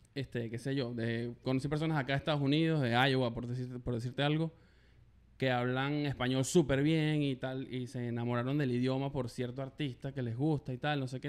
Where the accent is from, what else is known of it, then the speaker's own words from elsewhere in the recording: Valencia, Carabobo, Venezuela; moved away as an adult; now in Canada; soy venezolano, por el acento ya lo saben, este, de Valencia.